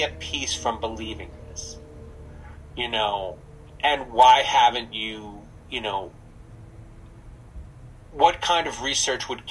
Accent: New Jersey, United States; moved away; I'm from New Jersey

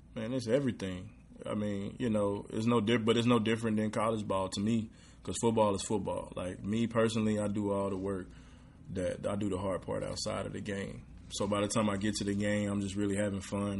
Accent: Redwater, Texas, United States; moved away as an adult; also born or lived in Texarkana, Arkansas; now in Houston, United States; Where I'm from is Redwater, Texas. Um, population about a thousand and nineteen people, literally in the woods, one stoplight

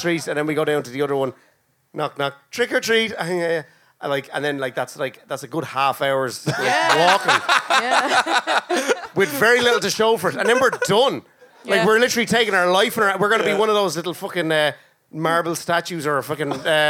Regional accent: Rathdrum, County Wicklow, Ireland; From Rathdrum.

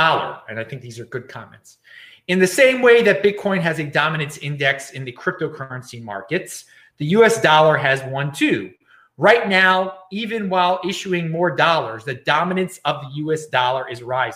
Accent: East Coast, United States; I'm from the East Coast.

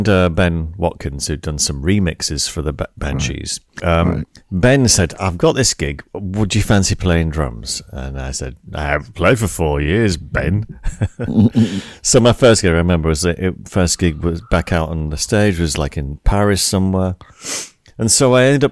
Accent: St Helens, North West England, United Kingdom; moved away; my hometown in the northwest of England. St. Helens, little town

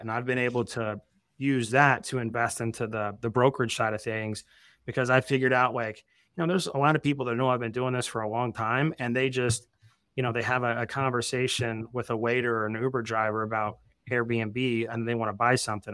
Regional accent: Evansville, Indiana, United States; moved away; also born or lived in Arizona; I lived in Arizona for, like, twelve years, but I'm from Southern Indiana originally.

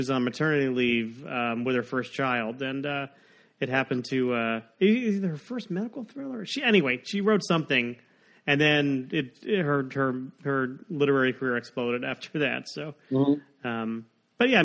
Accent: South Florida, United States; I grew up in South Florida

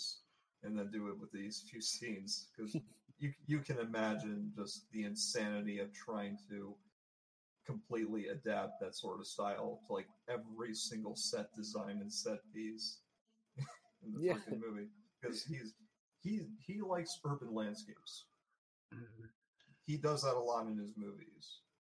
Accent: Canada; Because we're Canadian.

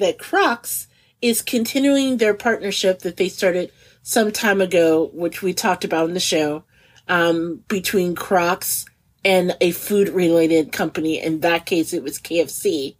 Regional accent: Midwest, United States; Growing up in the Midwest, ranch is kind of like the de facto condiment, okay?

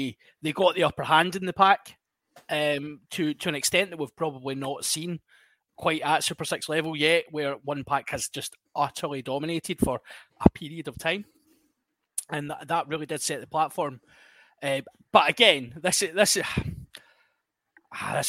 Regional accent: Scotland, United Kingdom; we're Scottish

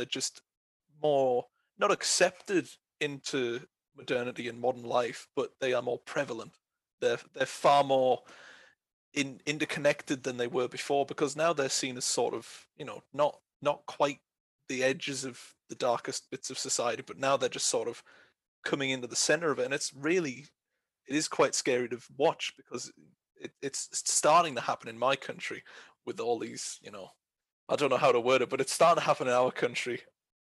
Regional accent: United Kingdom; I'm from Britain

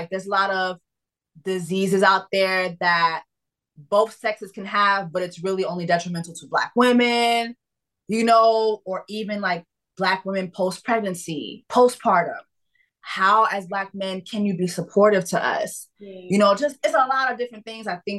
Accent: Miami, Florida, United States; I was raised in Miami

